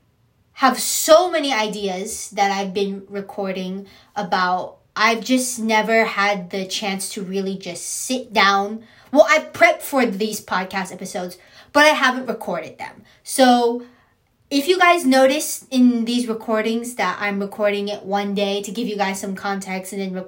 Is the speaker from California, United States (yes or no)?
yes; San Diego, California, United States; also born or lived in San Bernardino / Riverside; I am San Diegan, born, raised, grew up, and proud.